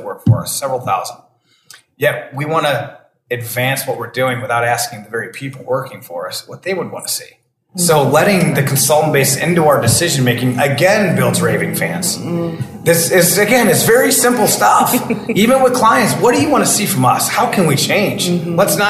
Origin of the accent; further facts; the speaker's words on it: Detroit, Michigan, United States; I'm from Detroit